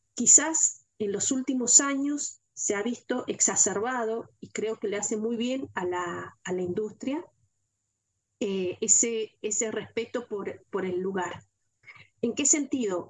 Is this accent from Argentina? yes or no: yes; Mendoza, Argentina; en mi provincia, en Mendoza